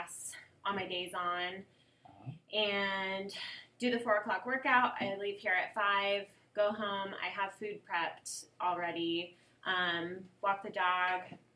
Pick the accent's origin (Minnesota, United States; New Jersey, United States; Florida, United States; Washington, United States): Washington, United States; Seattle; moved away as an adult; now in Las Vegas, United States; I grew up in Seattle.